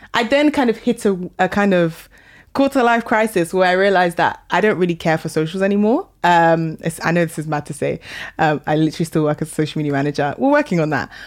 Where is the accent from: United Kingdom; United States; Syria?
United Kingdom; London; also born or lived in Sheffield; I grew up in Northwest London.